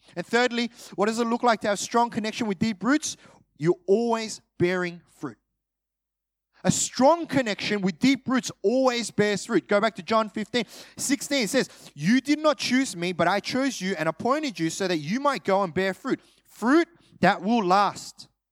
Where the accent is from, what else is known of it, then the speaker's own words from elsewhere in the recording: Australia; My parents are Korean. Uh, I'm, I'm Australian